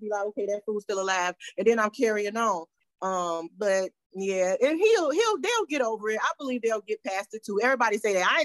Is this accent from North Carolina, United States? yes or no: no; Chicago, Illinois, United States; I'm from Chi-Town